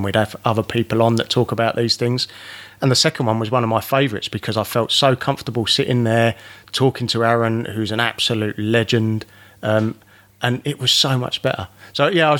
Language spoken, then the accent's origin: English; England, United Kingdom; now in Australia; I'm English